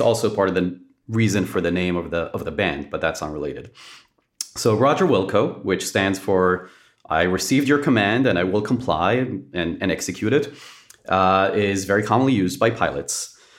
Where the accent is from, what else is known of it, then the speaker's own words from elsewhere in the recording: Israel; moved away; born and raised in Israel